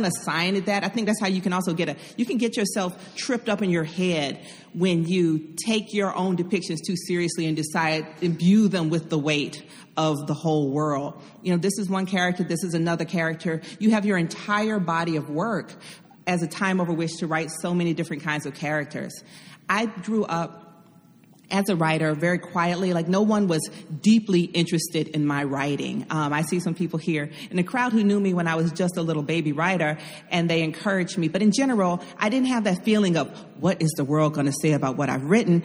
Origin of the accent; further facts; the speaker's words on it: Atlanta, Georgia, United States; I grew up in Atlanta